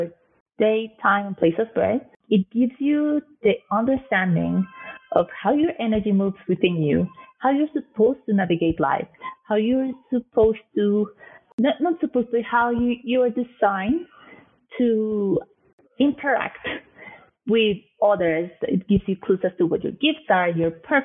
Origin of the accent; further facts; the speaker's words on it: Colombia; also born or lived in Canada / New York City, United States; now in London, United Kingdom; I am originally from Colombia